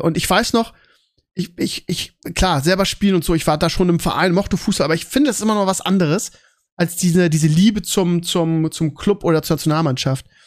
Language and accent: German; Bremen, Germany; als Bremer